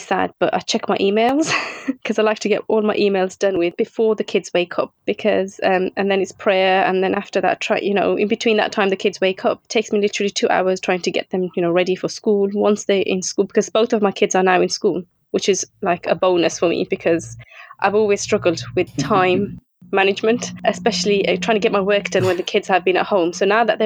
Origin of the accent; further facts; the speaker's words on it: Birmingham, West Midlands, United Kingdom; I'm from Birmingham, and I have two children.